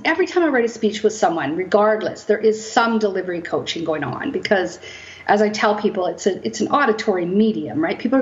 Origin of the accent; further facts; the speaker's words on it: Kamloops, British Columbia, Canada; also born or lived in Vancouver area; now in Coquitlam, Canada; I'm born and raised in Kamloops. Right now I live in Coquitlam. I moved to Vancouver area when I was about 18